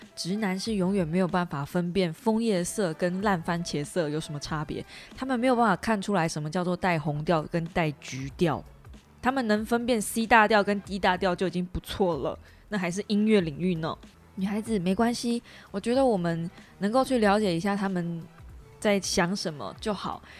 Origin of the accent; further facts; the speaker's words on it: Kaohsiung, Taiwan; 即便我是高雄人，其实严格说起来，呃，高雄的球场离我家也不远